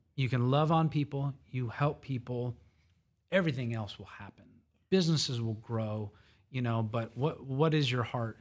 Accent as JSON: {"language": "English", "town": "Conroe", "region": "Texas", "country": "United States", "tie": "born or raised there", "said": "I was born in Conroe"}